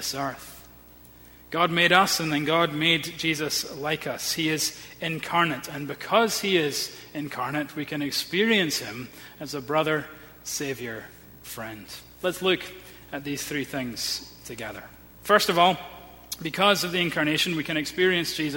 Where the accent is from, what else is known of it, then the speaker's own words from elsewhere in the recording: Edinburgh, Scotland, United Kingdom; I grew up in Edinburgh, we had a very close-knit family